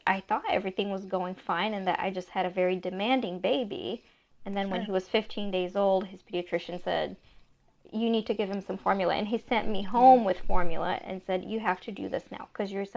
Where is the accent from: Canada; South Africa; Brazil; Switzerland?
Brazil; moved away; I was born and raised in Brazil